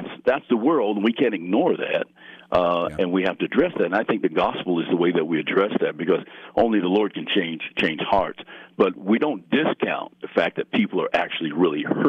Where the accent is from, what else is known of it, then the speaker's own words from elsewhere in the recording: Colorado Springs, Colorado, United States; growing up here